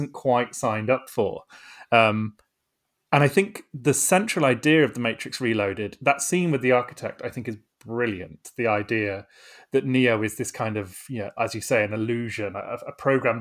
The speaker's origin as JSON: {"language": "English", "town": "Bristol", "region": "South West England", "country": "United Kingdom", "tie": "born or raised there", "said": "I was growing up in Bristol at the time"}